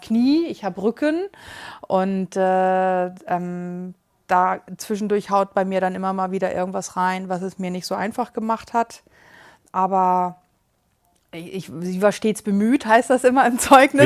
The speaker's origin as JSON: {"language": "German", "region": "Hamburg", "country": "Germany", "said": "aus Hamburg"}